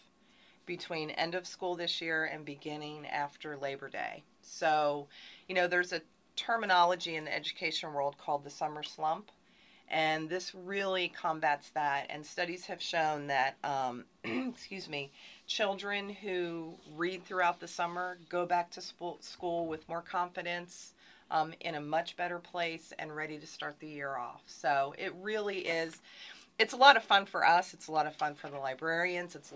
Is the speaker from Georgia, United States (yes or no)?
no; Millville, Pennsylvania, United States; moved away as an adult; now in Harford County, United States; I'm actually from Pennsylvania